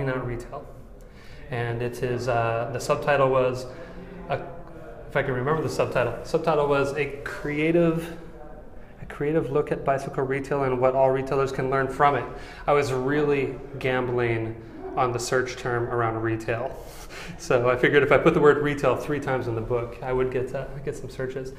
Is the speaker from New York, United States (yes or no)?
no; Des Moines, Iowa, United States; moved away; also born or lived in Chicago / Morgan Hill, California; Born and raised in Des Moines, Iowa.